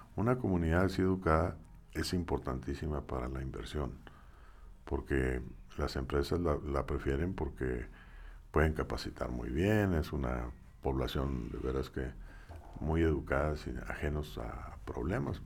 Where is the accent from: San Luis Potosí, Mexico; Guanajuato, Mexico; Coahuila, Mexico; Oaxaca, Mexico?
Coahuila, Mexico; Saltillo; yo estudié en el Colegio Zaragoza.